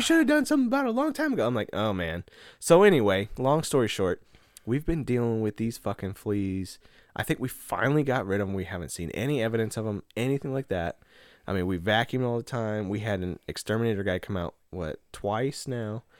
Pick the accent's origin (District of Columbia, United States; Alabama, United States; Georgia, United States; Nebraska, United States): Nebraska, United States; home to me is still back in Nebraska